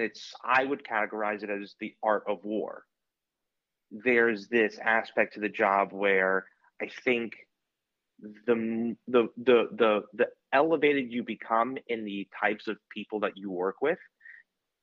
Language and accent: English; Maryland, United States; I'm from Maryland